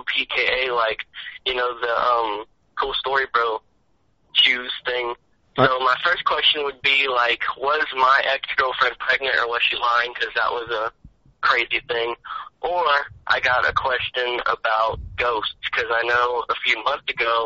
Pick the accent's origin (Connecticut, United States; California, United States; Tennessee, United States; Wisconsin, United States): Tennessee, United States; Nashville; now in Panama City, United States; I'm from Nashville, Tennessee